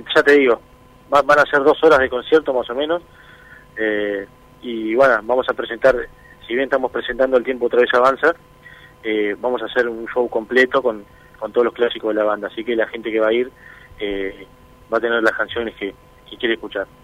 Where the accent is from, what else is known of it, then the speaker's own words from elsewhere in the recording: Uruguay; allá en, Uruguay tenemos una tranquilidad que, a veces es demasiado tranquilo, pero nos gusta eso